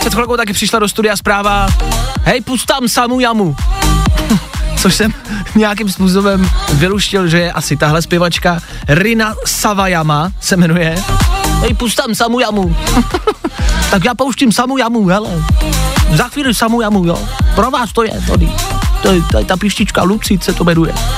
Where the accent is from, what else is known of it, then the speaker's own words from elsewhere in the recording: Pilsen, Plzeň Region, Czechia; V Plzni, protože jsem z Plzně, si pamatuju, že se jezdilo u Ježíška